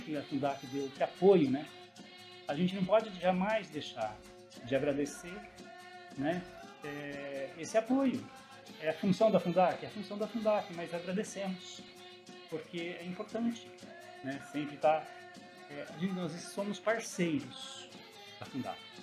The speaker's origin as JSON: {"language": "Portuguese", "town": "Piraju", "region": "São Paulo", "country": "Brazil", "tie": "born or raised there", "moved": "yes", "lives_now": "Caraguatatuba, Brazil", "said": "sou natural de Piraju"}